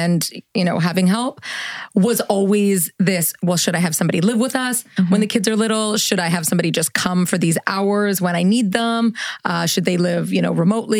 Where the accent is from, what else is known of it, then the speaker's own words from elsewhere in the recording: Canada; moved away as an adult; also born or lived in New York City, United States / Los Angeles, United States; I'm from Canada. So I was traveling to Canada to visit my family.